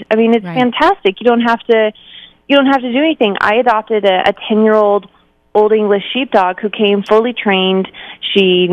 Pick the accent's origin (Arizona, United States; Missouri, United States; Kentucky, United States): Arizona, United States; I'm from Arizona